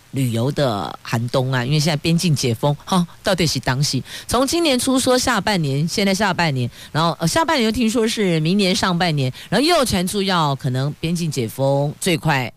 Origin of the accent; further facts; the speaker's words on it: Taiwan; 我们台湾人真是赌性坚强